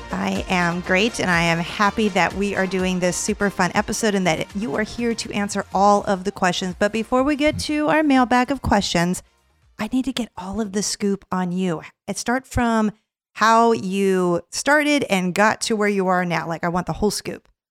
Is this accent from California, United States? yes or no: yes; California, United States; my home state of california